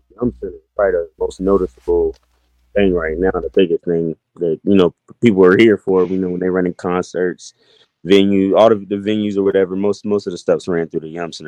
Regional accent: Louisville, Kentucky, United States; also born or lived in New Albany / Atlanta / Dayton; Man, Louisville, Kentucky, but getting it confused, though, like, I was born in New Albany, and I lived there like the first like year or two of my life.

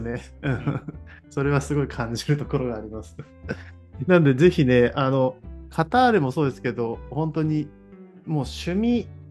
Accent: Toyama, Japan; born or raised there; moved away as an adult

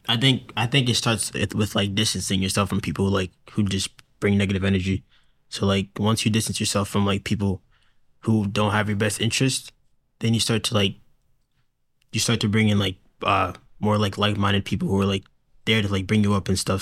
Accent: Hingham, Massachusetts, United States; I'm from Hingham, Massachusetts.

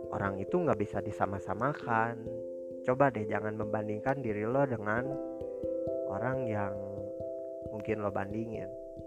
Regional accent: Bandung, West Java, Indonesia; Saya berasal dari Bandung, dan saat ini saya lagi pendidikan terakhir di sekolah menengah kejuruan

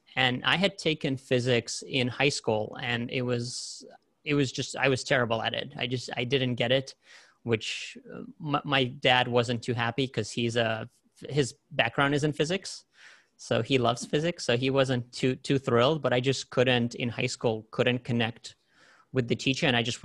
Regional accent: New York, United States; also born or lived in Soviet Union; so I grew up, my childhood started there, but then I grew up in New York

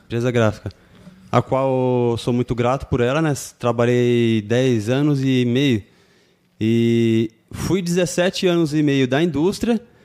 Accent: Suzano, São Paulo, Brazil; Nascido Suzano e sou de Suzano.

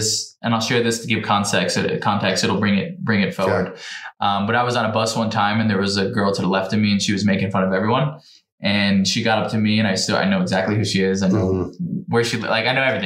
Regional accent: New Jersey, United States; I'm from New Jersey, so wrestling's a big deal

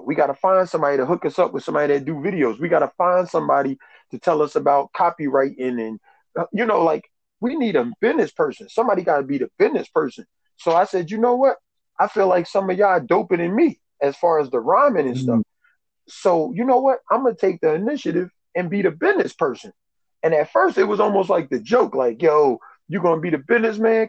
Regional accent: New York, United States; moved away as an adult; also born or lived in Albany, New York; I actually I'm from New York

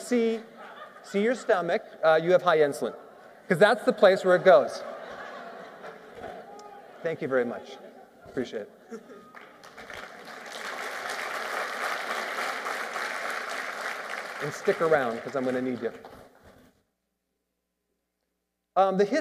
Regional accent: Wisconsin, United States; Growing up in Wisconsin in the Midwest

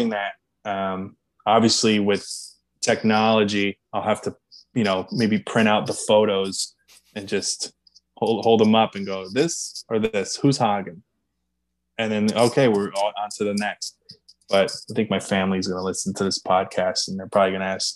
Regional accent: Pennsylvania, United States; I grew up in Pennsylvania

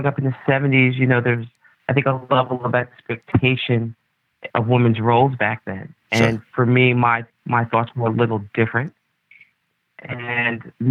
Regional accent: New York City, New York, United States; I was born and raised in the Bronx

